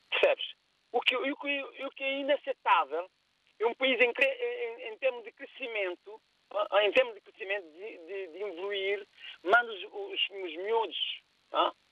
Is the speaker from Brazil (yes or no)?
no; Cape Verde; moved away as an adult; Eu cheguei aqui com 31 anos de idade, David. Eu tenho uma noção de infraestrutura. Eu chego na minha terra, Cabo Verde, onde eu nasci e cresci, na zona que se chama Vargas da Companhia.